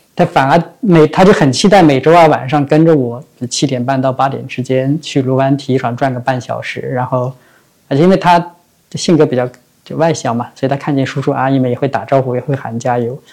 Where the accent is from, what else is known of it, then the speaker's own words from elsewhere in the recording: Chongming Island, Shanghai, China; 因为我在农村长大， 我家在上海的崇明岛，那个岛嘛， 岛上就啥都没有，它就是空旷的农田